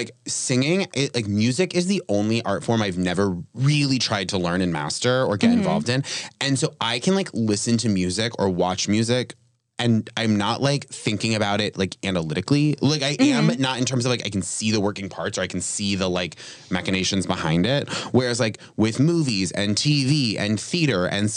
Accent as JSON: {"language": "English", "region": "New England", "country": "United States", "moved": "yes", "lives_now": "New York, United States", "said": "I'm from New England"}